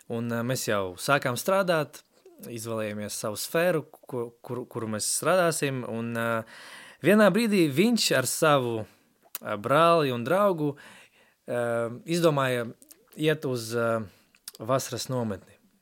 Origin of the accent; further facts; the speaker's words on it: Latvia; first language Russian; Latvian is a second language; izaugu ģimenē, kas bija atbraukusi uz Latviju. Sanāk, tētis no Ukrainas, mamma no Baltkrievijas